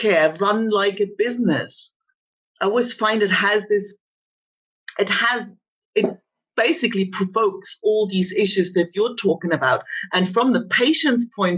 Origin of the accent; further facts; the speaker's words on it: East Germany, Germany; moved away; I grew up in East Germany